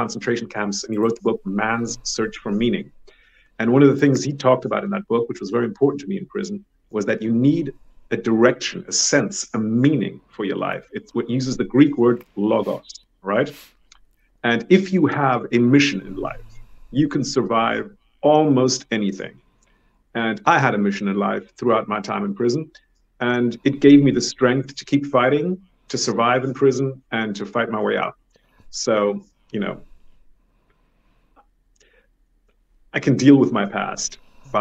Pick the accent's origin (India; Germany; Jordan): Germany; moved away; also born or lived in Thailand / United States / United Kingdom; been living in Germany, my home country